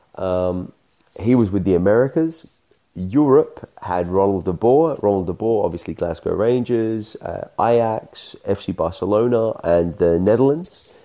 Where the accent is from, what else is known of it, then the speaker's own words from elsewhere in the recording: Australia; me being Australian